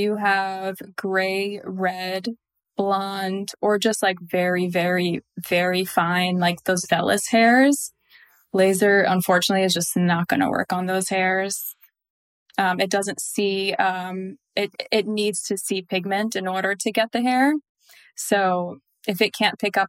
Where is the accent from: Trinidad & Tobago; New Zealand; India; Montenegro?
Montenegro; I'm from Montenegro. So Eastern European